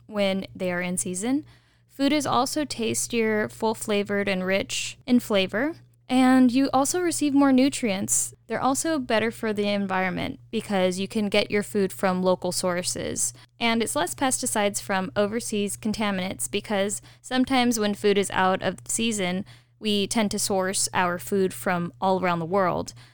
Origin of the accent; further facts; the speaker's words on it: California, United States; I'm a Californian